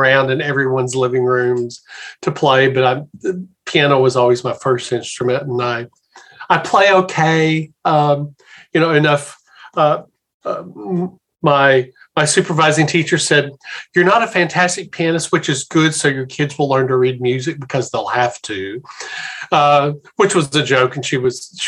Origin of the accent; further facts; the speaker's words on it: Little Rock, Arkansas, United States; moved away as an adult; also born or lived in Memphis, Tennessee / Fredericksburg, Texas / Tidewater, Virginia / Richmond, Virginia; now in Baltimore, United States; growing up in the Little Rock, Arkansas area